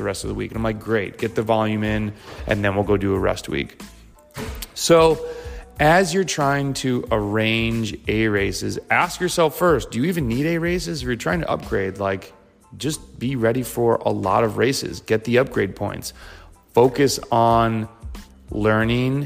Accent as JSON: {"language": "English", "country": "United States", "also_born_or_lived": "Lincoln, Nebraska", "lives_now": "North Carolina, United States", "said": "as American cyclists"}